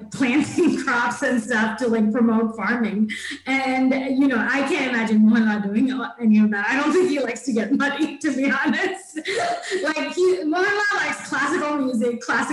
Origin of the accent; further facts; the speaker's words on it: Thiruvananthapuram, Kerala, India; accent: Trivandrum; because I'm from Trivandrum, people have like used that accent with me